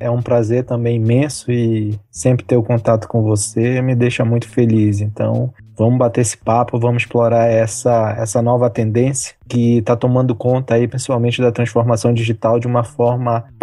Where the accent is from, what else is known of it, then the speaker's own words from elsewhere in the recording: Pará, Brazil; also born or lived in abroad; sou paraense, um paraense que já rodou o mundo aí. Já morei 11 anos fora do Brasil e em mais de 12 países.